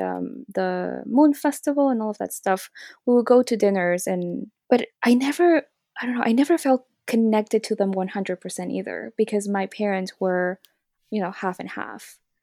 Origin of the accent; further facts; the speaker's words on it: Santa Cruz, Bolivia; moved away; also born or lived in Toronto, Canada; I grew up in Bolivia and my mom is Bolivian, my dad is Chinese